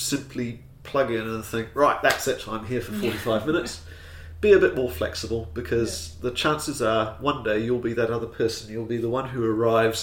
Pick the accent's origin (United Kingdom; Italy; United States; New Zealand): New Zealand; I, being a Kiwi